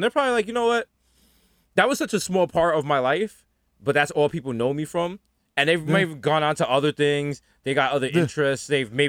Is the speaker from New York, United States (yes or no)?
yes; New York, United States; As someone who born and raised in the Bronx